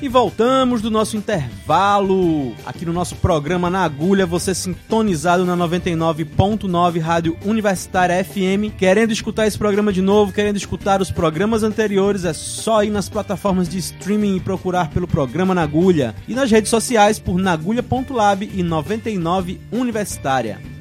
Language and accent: Portuguese; Bahia, Brazil; eu sou baiano